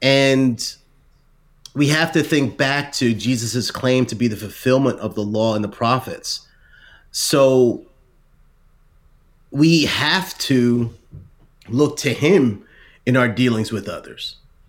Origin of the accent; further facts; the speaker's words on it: New Jersey, United States; but I'm from Jersey, and more than once I might have called someone an idiot in my mind